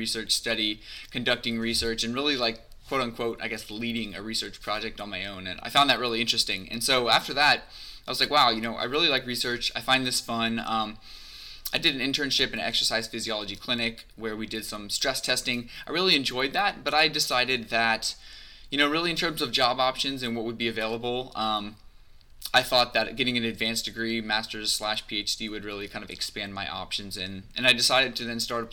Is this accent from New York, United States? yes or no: no; Cincinnati, Ohio, United States; I grew up in Cincinnati, Ohio, went to NKU